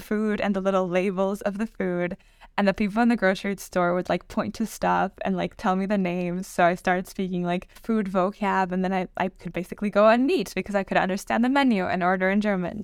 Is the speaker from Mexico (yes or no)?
yes; Mexico; moved away as an adult; now in Oxford, United Kingdom; I was born and raised in Mexico